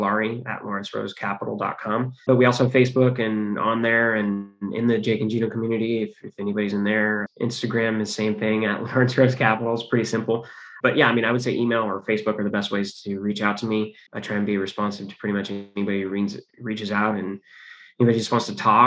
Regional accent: California, United States; We're all from California

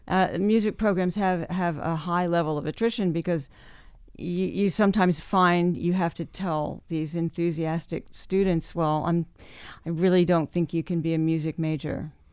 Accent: New Jersey, United States; born or raised there; also born or lived in Memphis, Tennessee / Australia

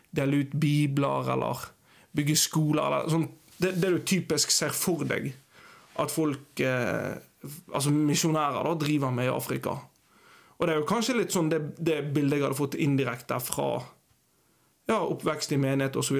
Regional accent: Bergen, Vestland, Norway; moved away as an adult; also born or lived in Eastern Norway / Uganda; now in Kviteseid, Norway; Jeg er ja, født og oppvokst i Bergen.

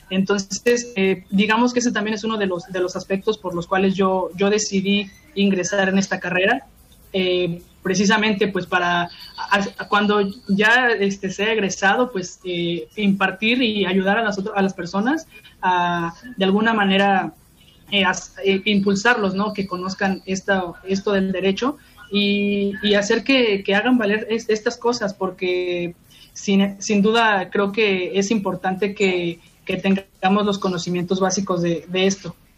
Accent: Mexico

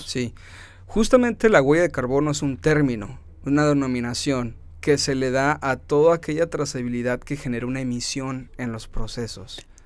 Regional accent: Mexicali, Baja California, Mexico; Nací acá en Mexicali en el año 90, 1990

